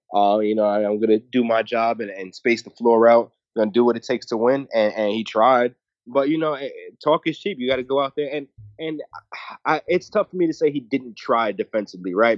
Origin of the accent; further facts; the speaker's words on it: New York City, New York, United States; here in my hometown in Brooklyn